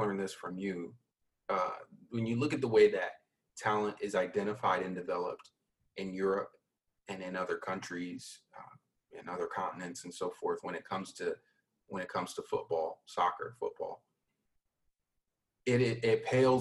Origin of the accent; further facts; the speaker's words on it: United States; as Americans